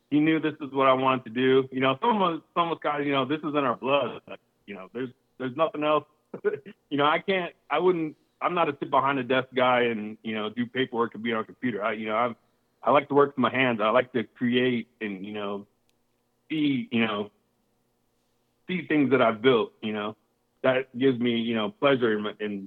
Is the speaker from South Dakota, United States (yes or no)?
yes; South Dakota, United States; now in Arizona, United States; I was born in South Dakota, so living on a farm